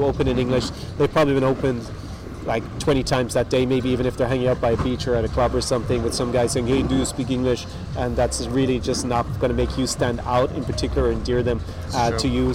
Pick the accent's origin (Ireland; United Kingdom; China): Ireland; moved away; an Irish guy born in Ireland